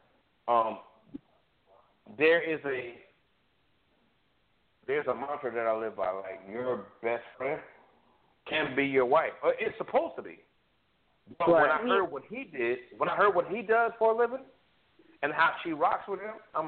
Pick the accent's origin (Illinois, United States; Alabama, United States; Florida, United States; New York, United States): New York, United States; New York City; also born or lived in Harrisburg, Pennsylvania; now in Atlanta, United States; I'm South Jamaican Queens born and bred